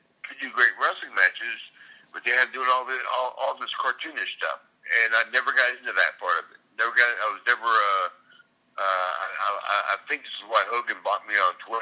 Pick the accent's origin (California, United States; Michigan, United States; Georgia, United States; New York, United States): Georgia, United States; Savannah; moved away as an adult; also born or lived in Carrollton, Georgia; now in Hilton Head Island, United States; I was born and raised in Savannah, Georgia